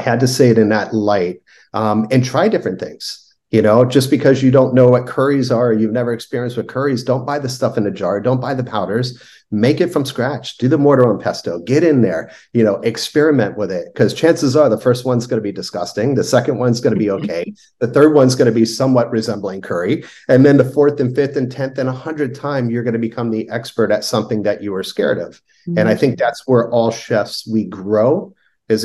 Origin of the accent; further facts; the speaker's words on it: Miami, Florida, United States; moved away; I was born and raised in Miami.